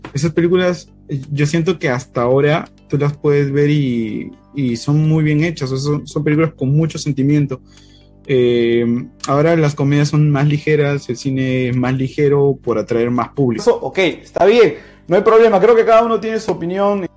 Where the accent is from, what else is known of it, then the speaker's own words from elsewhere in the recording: Peru; como peruano, quizás eh, hay sentimientos encontrados, ¿no? De lo que fue nuestro pasado